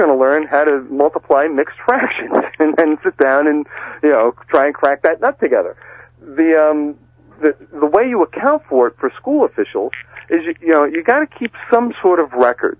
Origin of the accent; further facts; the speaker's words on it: Massachusetts, United States; my home state of Massachusetts